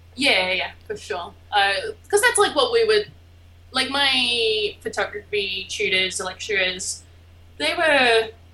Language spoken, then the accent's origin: English; Albany, Western Australia, Australia; moved away; I am from a small little town called Albany in Western Australia